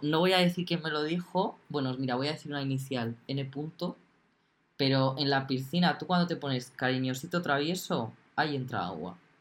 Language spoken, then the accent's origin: Spanish; Castilla-La Mancha, Spain; somos de La Mancha